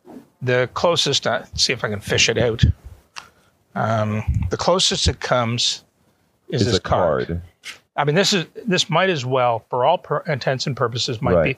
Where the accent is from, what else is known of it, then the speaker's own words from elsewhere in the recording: Canada; also born or lived in Auburn, Alabama, United States / Atlanta, United States; now in Toronto, Canada; both my wife and I are Canadian citizens, natives. We were born there.